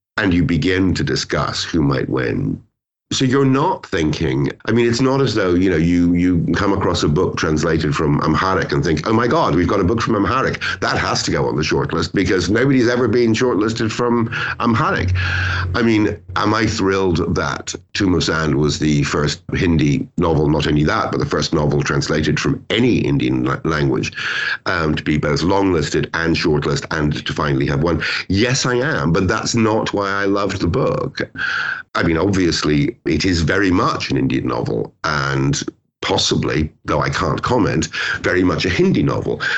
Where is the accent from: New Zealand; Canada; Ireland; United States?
Ireland; also born or lived in Britain; now in United Kingdom; I'm Irish.